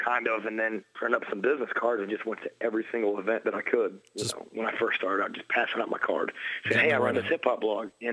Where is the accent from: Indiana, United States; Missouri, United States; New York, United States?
Indiana, United States; moved away as an adult; now in Chicago, United States; I'm actually from Indiana originally.